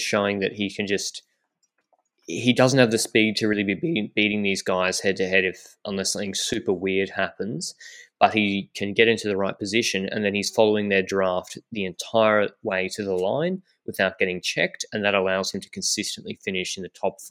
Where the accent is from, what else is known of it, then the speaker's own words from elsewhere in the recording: Australia; I'm the Australian